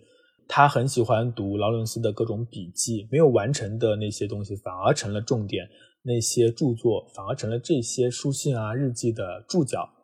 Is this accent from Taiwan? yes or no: no; Jiangxi, China; moved away; 江西我的老家